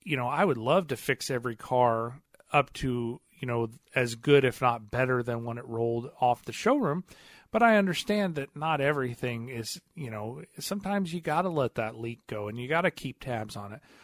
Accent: Missouri, United States; I'm from Missouri

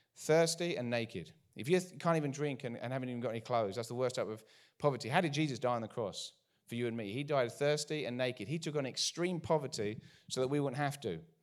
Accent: United Kingdom; accent: English; moved away as an adult; now in United States; I'm from out east, way out east, from the U K originally, moved here thirteen years ago. Haven't lost our accents

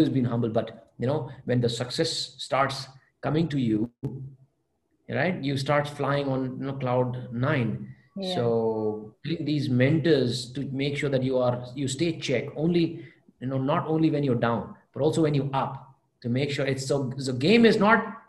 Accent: Adipur, Gujarat, India; English is a second language; moved away; I did not go out of Kutch. I was born in Adipur, Gujarat

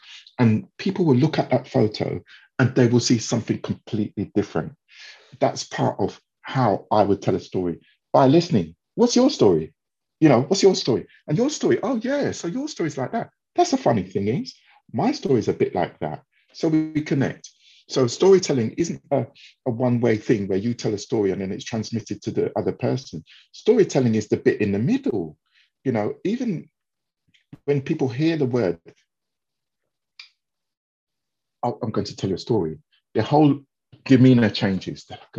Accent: England, United Kingdom; my past, you know, growing up in England, you know, having different challenges, not having, you know, specific role models.

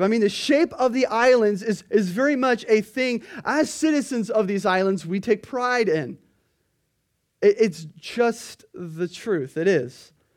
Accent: Kona, Hawaii, United States; we're from Kona

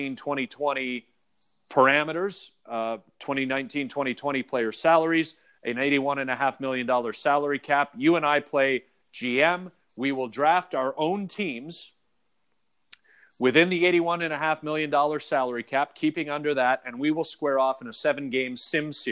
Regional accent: Oakville, Ontario, Canada; growing up in Toronto, or in Oakville in the greater Toronto area, GTA

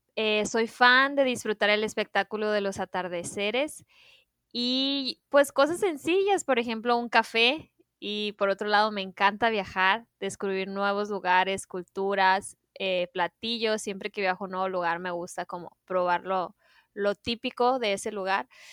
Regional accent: Sonora, Mexico; somos tres nutriólogas sonorenses, las tres somos amigas y mujeres mexicanas

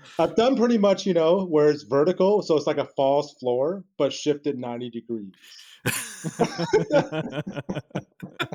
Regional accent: New Jersey, United States; also born or lived in East Coast; now in San Jose, United States; I'm from, you know, New Jersey

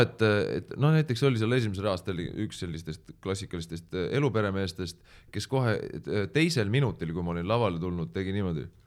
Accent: Pärnu, Pärnu County, Estonia; ma olen pärnakas

